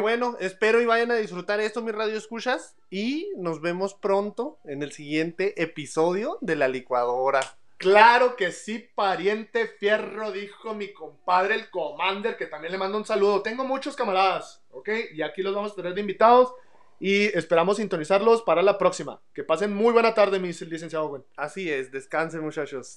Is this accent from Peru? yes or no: no; Ciudad Juárez, Chihuahua, Mexico; moved away as an adult; now in El Paso, United States; yo nací en Ciudad Juárez, Chihuahua, me vine, ya tengo 10 años aquí en El Paso